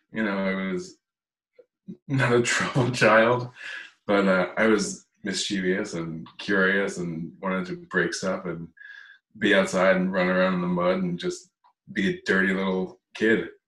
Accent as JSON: {"language": "English", "town": "Wall", "region": "New Jersey", "country": "United States", "tie": "born or raised there", "said": "I grew up in Wall, went to Allenwood School, went to Wall Intermediate, Wall High School"}